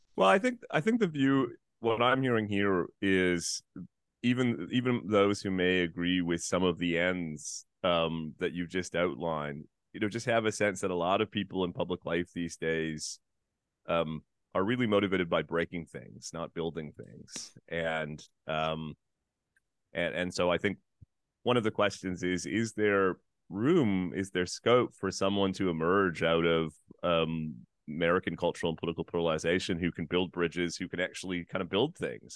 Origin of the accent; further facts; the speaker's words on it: Canada; as a Canadian